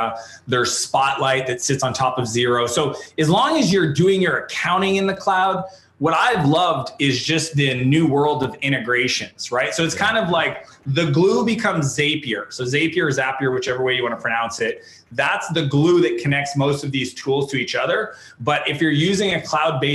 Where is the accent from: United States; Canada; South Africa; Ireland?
Canada; I'm a Canadian entrepreneur